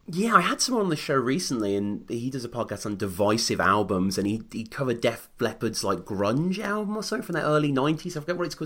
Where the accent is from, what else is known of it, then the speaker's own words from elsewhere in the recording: United Kingdom; this Brit over here